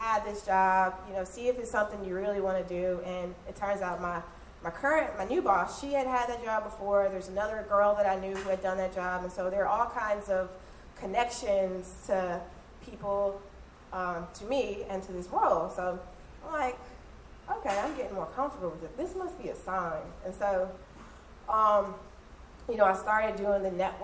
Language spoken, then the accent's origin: English; Michigan, United States; moved away as an adult; also born or lived in St. Charles Parish, Louisiana; now in Louisiana, United States; I'm originally from Michigan, and I moved down here.